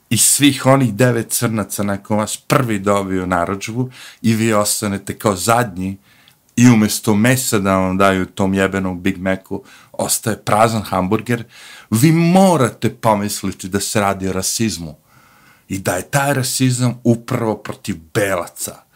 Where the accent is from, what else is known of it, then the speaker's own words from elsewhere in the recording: Serbia; now in United States; mi kao Srbi